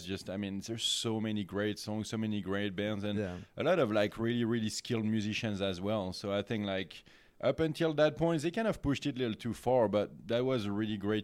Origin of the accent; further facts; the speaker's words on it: Tours, Centre-Val de Loire, France; moved away as an adult; also born or lived in Paris; I grew up in Tours, so it's in the Loire Valley, not super far from Paris, but still more or less in the center of the country.